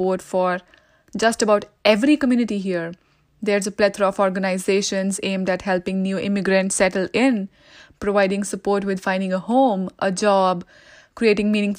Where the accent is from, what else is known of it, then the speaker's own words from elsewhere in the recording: India; moved away as an adult; now in Canada; I was born and raised in India